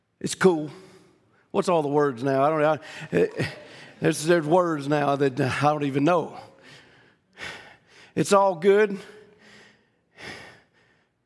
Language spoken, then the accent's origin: English; Louisiana, United States; I'm not from here. I'm from Louisiana